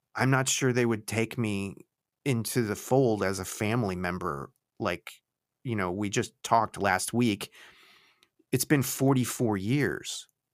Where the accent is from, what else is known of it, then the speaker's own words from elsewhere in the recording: Florida, United States; also born or lived in Connecticut; we moved from Connecticut to Florida in nineteen seventy, well, late seventy-eight, the beginning of s, nineteen seventy-nine